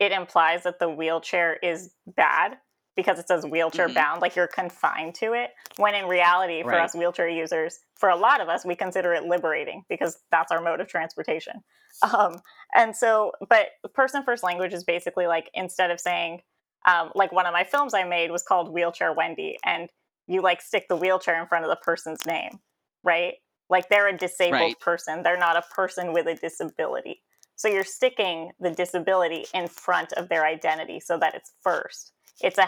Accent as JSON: {"language": "English", "town": "Elk Grove", "region": "California", "country": "United States", "tie": "born or raised there", "said": "I was raised here in California in like a tiny suburb called Elk Grove"}